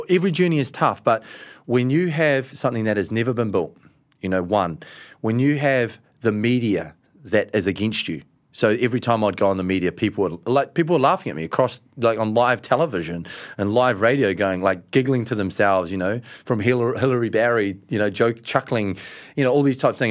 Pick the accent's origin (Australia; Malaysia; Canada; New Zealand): New Zealand; we're from New Zealand